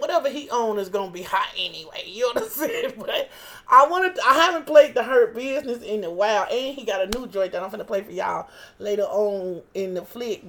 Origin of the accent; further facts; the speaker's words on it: Chicago, Illinois, United States; I'm from Chicago